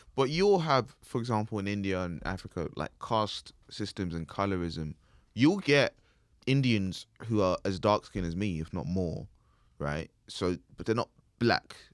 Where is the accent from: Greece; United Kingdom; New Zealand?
United Kingdom; accent: British; my British accent